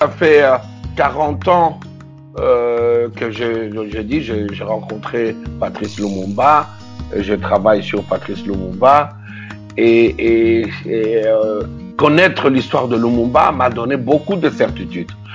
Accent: Kinshasa, DR Congo; moved away as an adult; also born or lived in Kasai / Brussels, Belgium / Amiens, France; Je suis né à Kinshasa le 30 octobre 1957.

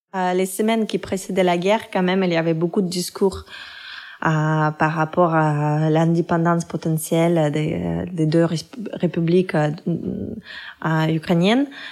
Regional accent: Russia; moved away; quand quelqu'un me demandait d'où je venais, je disais toujours Russie

